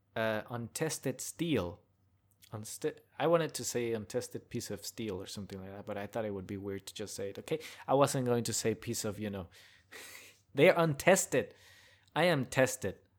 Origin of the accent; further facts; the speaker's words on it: Hidalgo, Texas, United States; also born or lived in China; now in Austin, United States; my hometown, which is Hidalgo, back in the border area